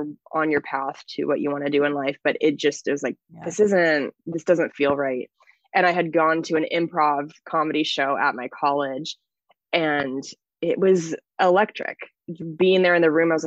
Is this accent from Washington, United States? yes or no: yes; Washington, United States; moved away as an adult; also born or lived in Los Angeles; I moved to my hometown in Washington State